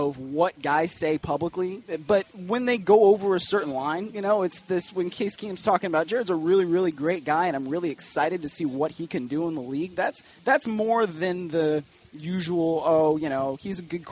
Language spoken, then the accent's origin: English; Cleveland, Ohio, United States; moved away; I'm from Cleveland